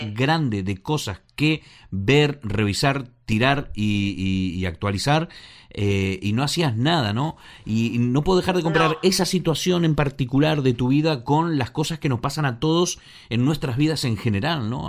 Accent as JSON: {"language": "Spanish", "country": "Argentina", "moved": "yes", "said": "los que venimos de Argentina"}